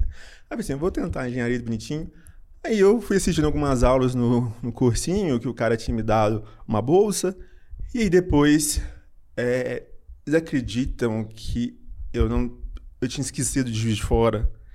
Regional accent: Belo Horizonte, Minas Gerais, Brazil; also born or lived in Juiz de Fora; eu sou de Belo Horizonte

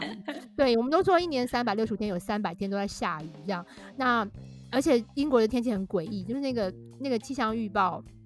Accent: Taiwan; moved away as an adult; also born or lived in Shanghai; now in United Kingdom; 我们台湾人

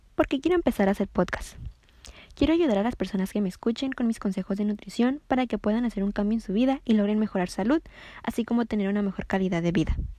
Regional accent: Ensenada, Baja California, Mexico; soy de Ensenada Baja California

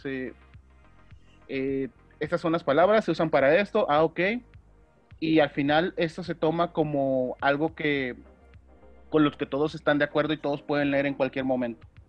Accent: Veracruz, Mexico; soy de Veracruz

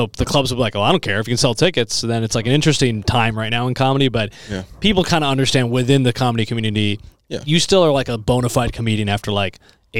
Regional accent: Naperville, Illinois, United States; now in Chicago, United States; I grew up in Naperville.

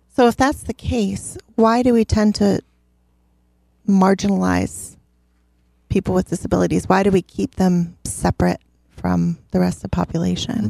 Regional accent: Chicago, Illinois, United States; I grew up in the Chicago area, so I went to a Christian school

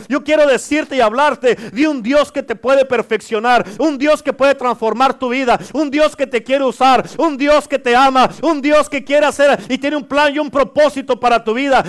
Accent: Durango, Mexico; yo soy de Durango

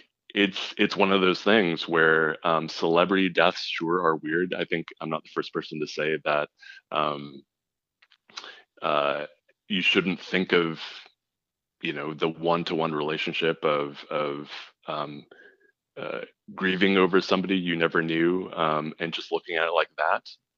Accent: Los Angeles, California, United States; I was from Los Angeles

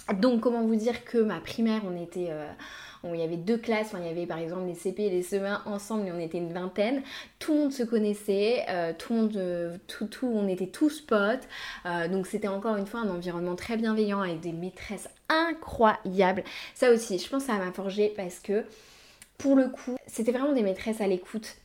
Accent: Brittany, France; je suis née du coup en Bretagne

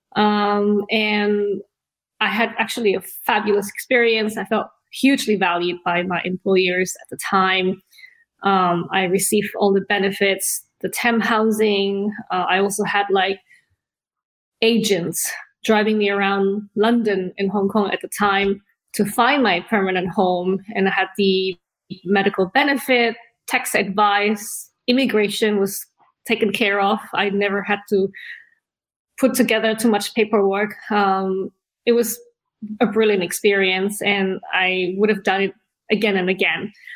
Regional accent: Indonesia; also born or lived in Australia; now in United Kingdom; I was born in Indonesia. We're like third generation there

